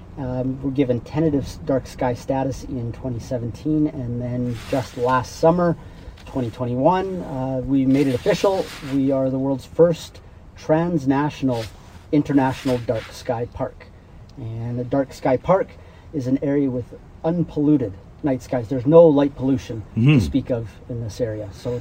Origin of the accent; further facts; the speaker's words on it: Waterton Lakes National Park, Alberta, Canada; I grew up here in Waterton Lakes National Park